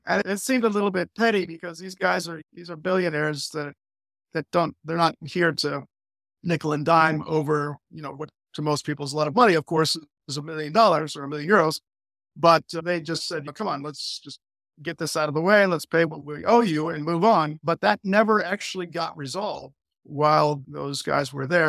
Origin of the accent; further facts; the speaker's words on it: Ohio, United States; moved away as an adult; now in Albania; I'm from Ohio. I'm American. I'm actually not Albanian